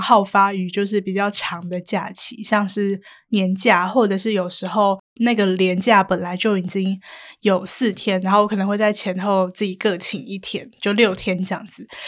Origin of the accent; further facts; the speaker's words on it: Kaohsiung, Taiwan; moved away; 回高雄就是那个心情真的是会放松很多